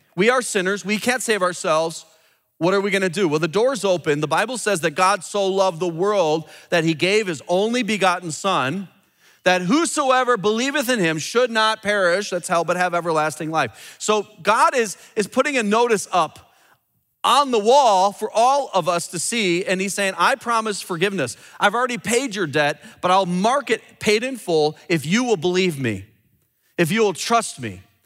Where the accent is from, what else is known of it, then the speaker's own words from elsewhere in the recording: United States; I'm an American